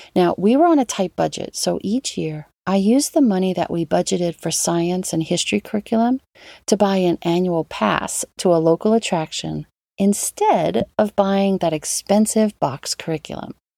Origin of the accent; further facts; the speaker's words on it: New Orleans, Louisiana, United States; New Orleans, my hometown